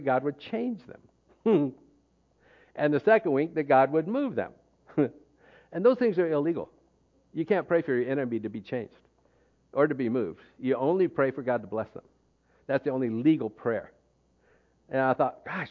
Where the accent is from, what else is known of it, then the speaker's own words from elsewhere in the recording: United States; moved away as an adult; because I'm from the U.S., I'm considered American